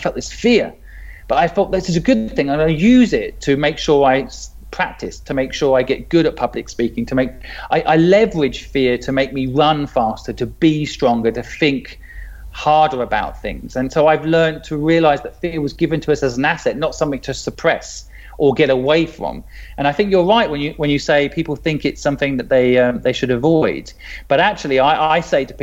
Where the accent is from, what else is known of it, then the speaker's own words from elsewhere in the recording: England, United Kingdom; moved away as an adult; also born or lived in Hong Kong; I'm English